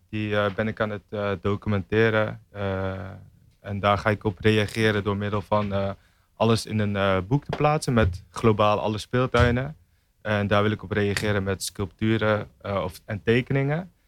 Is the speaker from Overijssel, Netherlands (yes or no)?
no; Tiel, Gelderland, Netherlands; moved away as an adult; now in Rotterdam, Netherlands; Ik kom uit Tiel